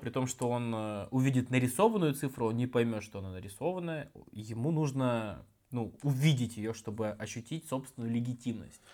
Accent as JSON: {"language": "Russian", "town": "Chekhov", "region": "Sakhalin Oblast", "country": "Russia", "tie": "born or raised there", "said": "я просто вырос в Чехове, я более-менее в лесу-то и вырос"}